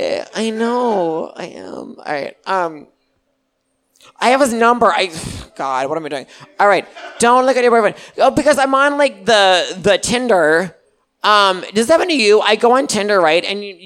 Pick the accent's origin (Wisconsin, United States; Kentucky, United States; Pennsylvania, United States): Wisconsin, United States; Milwaukee; Oh, I'm from Milwaukee.